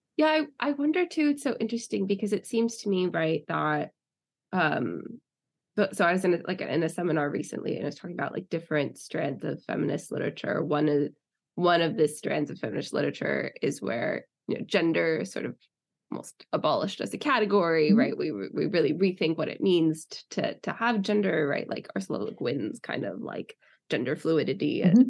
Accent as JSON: {"language": "English", "country": "United States", "moved": "yes", "lives_now": "United Kingdom", "said": "being in the UK as an American"}